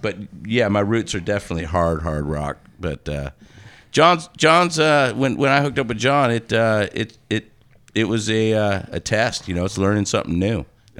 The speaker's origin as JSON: {"language": "English", "town": "Poulsbo", "region": "Washington", "country": "United States", "tie": "born or raised there", "said": "I'm an 80s kid too, so it was all... Where I grew up in Paulsbo"}